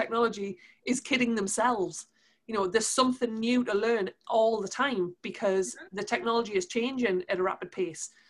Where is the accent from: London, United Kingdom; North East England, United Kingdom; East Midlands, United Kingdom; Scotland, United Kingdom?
North East England, United Kingdom; Newcastle upon Tyne; accent: Geordie; we're from Newcastle, given my Geordie accent